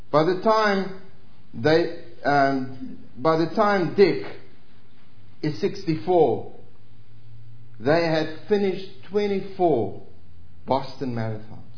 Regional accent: South Africa

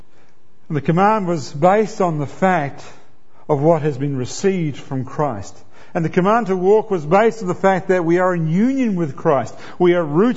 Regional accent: New Zealand; I'm a New Zealander and I'm a proud New Zealander

